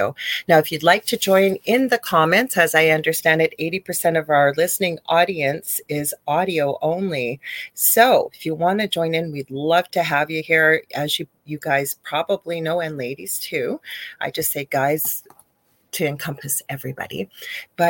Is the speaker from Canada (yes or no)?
yes; Canada; I am a Canadian spiritual medium